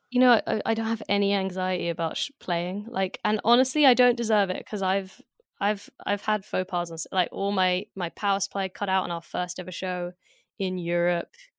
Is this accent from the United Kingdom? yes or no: yes; London, United Kingdom; also born or lived in France; as a Londoner